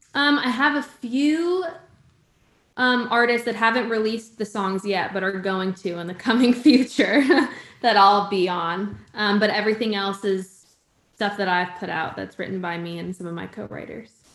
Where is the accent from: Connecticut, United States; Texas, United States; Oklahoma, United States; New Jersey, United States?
Connecticut, United States; moved away as an adult; now in Nashville, United States; I'm originally from Connecticut